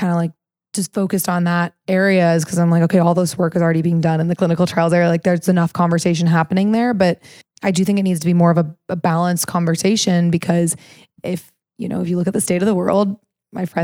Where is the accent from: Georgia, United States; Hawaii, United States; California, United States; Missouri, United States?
Missouri, United States; I grew up in Missouri